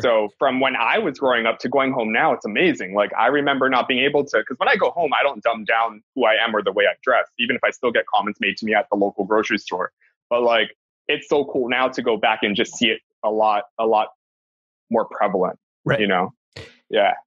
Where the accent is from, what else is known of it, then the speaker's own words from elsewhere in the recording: Hawaii, United States; I'm obviously Hawaiian